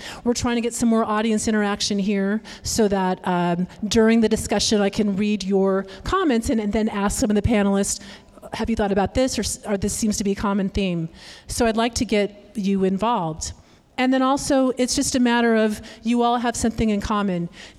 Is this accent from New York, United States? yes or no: no; Sacramento, California, United States; moved away as an adult; I grew up in Sacramento, actually, in Carmichael. I went to Rio Americano, I think like one of our panelists here, go Raiders. But at age 18, I was done with this place. It was boring, cowtown.